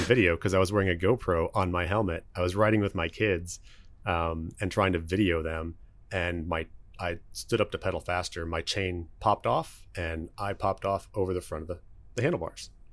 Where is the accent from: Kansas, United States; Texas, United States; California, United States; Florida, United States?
Texas, United States; Dallas; also born or lived in Lubbock; I am from Dallas. Actually, been here all but one year of my life